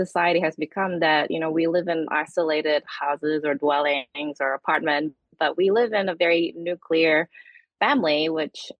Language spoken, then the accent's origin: English; Indonesia; now in New Zealand; I'm from Indonesia, and my grandmother still live in a multi-generational four-story house